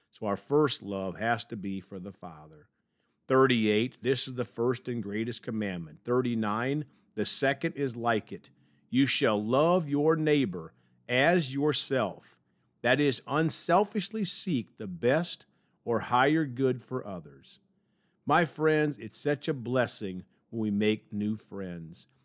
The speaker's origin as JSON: {"language": "English", "town": "Evansville", "region": "Indiana", "country": "United States", "tie": "born or raised there", "said": "The University of Evansville, my hometown."}